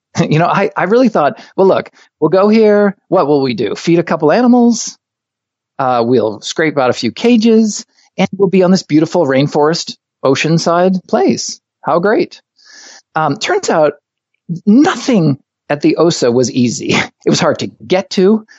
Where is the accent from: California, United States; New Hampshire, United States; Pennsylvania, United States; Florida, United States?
New Hampshire, United States; Hooksett; moved away as an adult; also born or lived in Los Angeles / Maine; I was born, grew up in Hooksett, New Hampshire